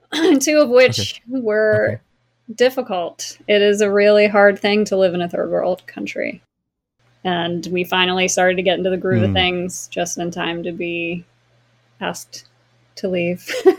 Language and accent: English; Bel Air, Maryland, United States; moved away as an adult; also born or lived in South Carolina; now in Florida, United States; Originally from a town north of Baltimore, Maryland, called Bel Air. Not the Bel Air, like the Fresh Prince.